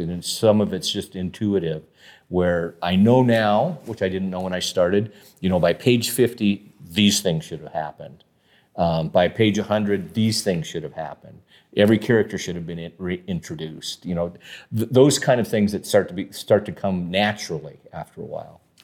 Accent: Casper, Wyoming, United States; also born or lived in Denver, Colorado / Saratoga, Wyoming; grew up in Casper on the east side of Casper

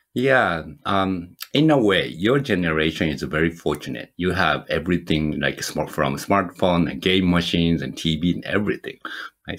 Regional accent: Japan; moved away as an adult; also born or lived in Michigan; now in United States; I'm originally from Japan and moved to the United States, you know, 20 some years ago.

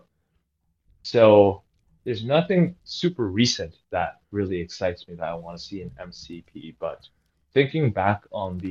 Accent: Canada; now in Toronto, Canada; I am a Canadian player based out of Toronto

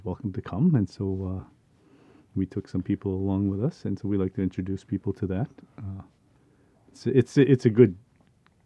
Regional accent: Edmonton, Alberta, Canada; also born or lived in Paddle Prairie, Alberta; I was about 8 years old when we went to Edmonton. And life became different there. Living in a city is different from the country. And so I was raised in Edmonton

